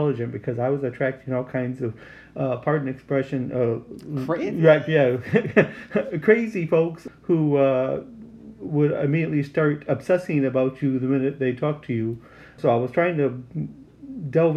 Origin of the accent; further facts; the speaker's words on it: Arkansas, United States; I was from Arkansas, so that was just about almost like another country